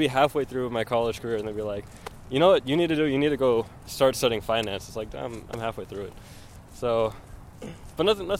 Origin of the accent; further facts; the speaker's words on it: Santa Monica, California, United States; I'm from Santa Monica, down the street from your house. About 10 minutes walk from the beach.